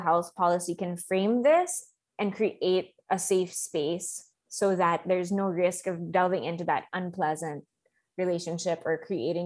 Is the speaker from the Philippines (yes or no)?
yes; Philippines; Filipino workers